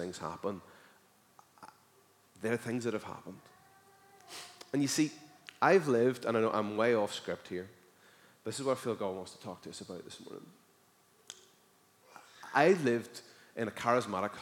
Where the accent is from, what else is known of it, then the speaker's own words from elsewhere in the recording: Northern Ireland, United Kingdom; as a Northern Irish person